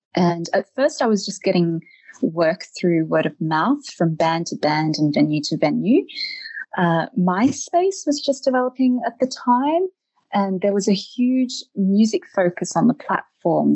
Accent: Eltham, Victoria, Australia; moved away as an adult; also born or lived in Germany / Netherlands; now in Iceland; I'm originally from Australia, uh, where I lived in Eltham.

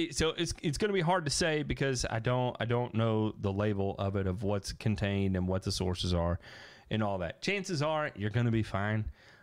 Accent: Indiana, United States; Growing up in Indiana, you end up being a Notre Dame football fan and Indiana basketball fan.

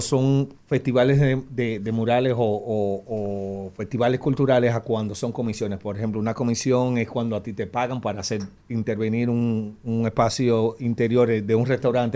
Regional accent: Dominican Republic; lo que somos como dominicanos

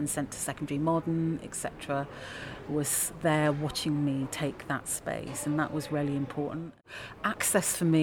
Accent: London, United Kingdom; moved away as an adult; also born or lived in New York; now in Leeds, United Kingdom; I'm a Londoner, and London is also my home

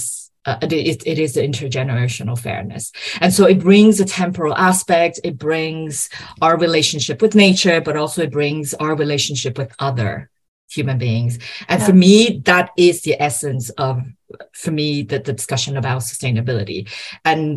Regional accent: Brazil; I am Brazilian. I was born and raised in Brazil

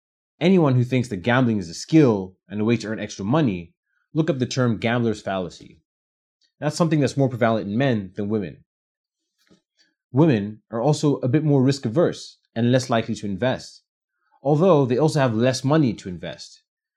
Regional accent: Botswana; also born or lived in Nigeria; I'm originally from Botswana and Nigeria.

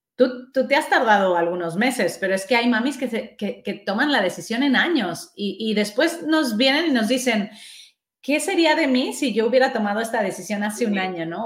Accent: Mexico; moved away as an adult; now in Spain; yo soy mexicana

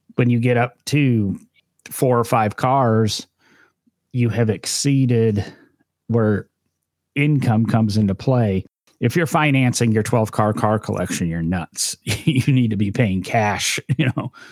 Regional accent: Midwest, United States; I grew up in the Midwest, so I'm used to snow

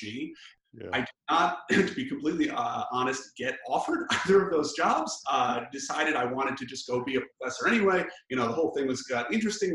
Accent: Chicago, Illinois, United States; moved away as an adult; also born or lived in Los Angeles / Virginia / Massachusetts; I grew up in Chicago, but both of my parents had grown up in Los Angeles

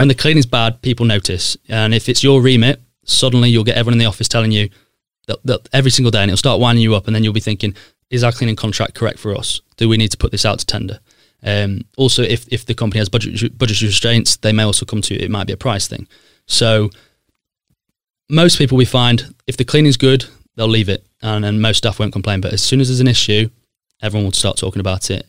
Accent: Sheffield, Yorkshire and the Humber, United Kingdom; moved away as an adult; also born or lived in Leicester / London; I grew up in Broomhill in S ten

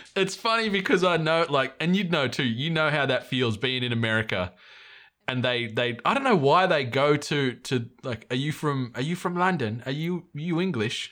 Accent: New South Wales, Australia; moved away; we're both from New South Wales originally

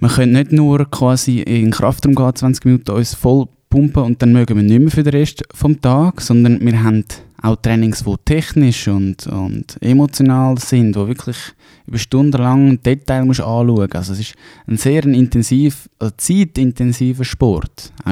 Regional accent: Hausen am Albis, Zurich, Switzerland; Ähm, ja, ich komme ursprünglich aus Zürich. Ähm, Hausen am Albis, ein kleines Kaff

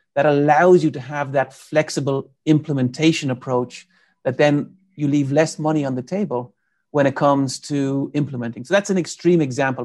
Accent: Ireland; moved away as an adult; now in United States; I'm from Ireland, so I came to the U S in ninety-eight, uh, to do my P H D

